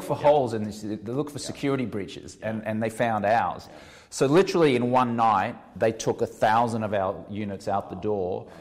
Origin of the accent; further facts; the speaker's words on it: Australia; now in Los Angeles, United States; even though I'm Australian